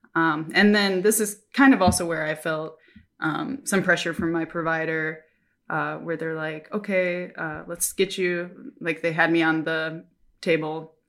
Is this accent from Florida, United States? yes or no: no; Minnesota, United States; moved away as an adult; now in Japan; I'm from Minnesota